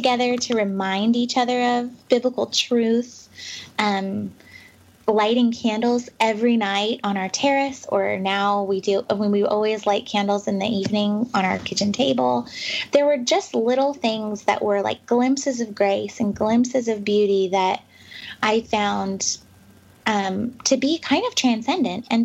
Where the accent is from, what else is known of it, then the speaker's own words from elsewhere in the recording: the West, United States; moved away as an adult; also born or lived in New York City; now in Pacific Northwest, United States; I'm from the West, and I live back in the Pacific Northwest now